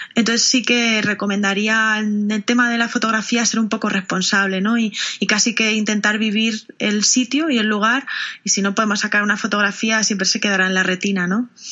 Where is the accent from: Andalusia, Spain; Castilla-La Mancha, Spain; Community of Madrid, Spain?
Castilla-La Mancha, Spain; soy una enamorada de, de mi tierra